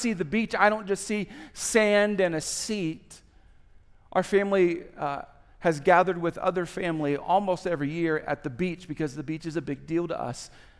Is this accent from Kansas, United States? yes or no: yes; Topeka, Kansas, United States; moved away; also born or lived in Indiana; When I was 3 years old, our family moved to a place called Topeka, Kansas. I grew up a lot in Kansas, especially formative years, elementary